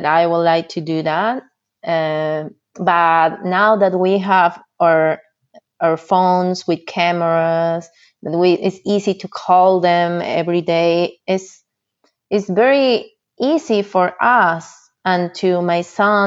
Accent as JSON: {"language": "English", "country": "Peru", "second_language": "English", "moved": "as an adult", "lives_now": "United States", "said": "I am from Peru"}